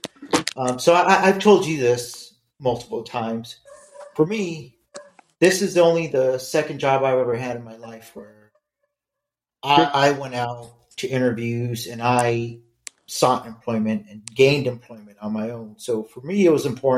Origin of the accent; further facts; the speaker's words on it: Los Angeles, California, United States; moved away; also born or lived in Irvine; growing up in East Los Angeles, I was never Mexican enough